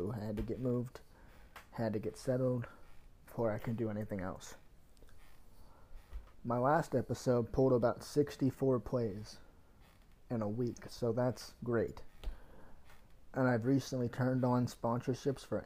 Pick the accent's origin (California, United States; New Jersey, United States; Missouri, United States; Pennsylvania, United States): Pennsylvania, United States; Pittsburgh; moved away as an adult; now in Virginia, United States; I'm from Pennsylvania, from Pittsburgh, my hometown